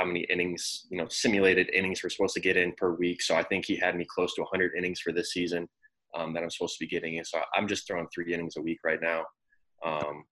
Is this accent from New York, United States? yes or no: no; Normal, Illinois, United States; moved away as an adult; also born or lived in Chicago, Illinois; So I was born and raised in Normal. Normal, Illinois is like right smack dab in the middle of Illinois.